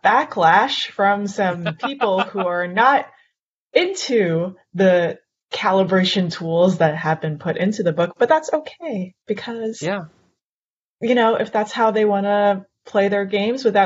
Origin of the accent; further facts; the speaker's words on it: Canada; I'm Canadian